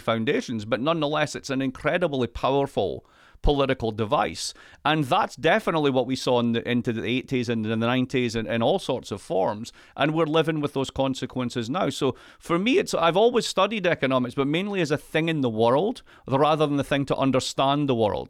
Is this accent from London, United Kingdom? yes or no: no; Scotland, United Kingdom; I'm Scottish